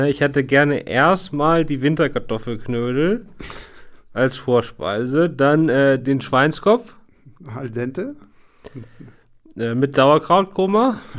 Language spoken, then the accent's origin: German; Hamburg, Germany; now in Berlin, Germany; Genau, und ich bin ein Hamburger, also ursprünglich aus Hamburg, der jetzt in Berlin wohnt.